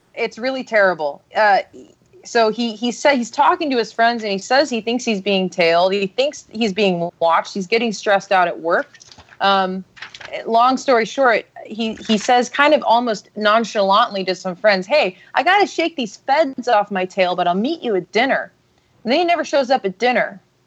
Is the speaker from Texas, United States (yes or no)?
yes; Austin, Texas, United States; grew up in Texas. I grew up in Austin